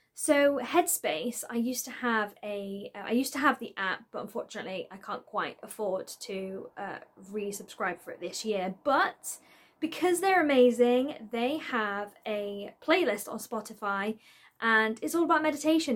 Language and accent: English; Isle of Man; moved away; I am originally from the Isle of Man, and I kind of still class that as home because the majority of my family live there.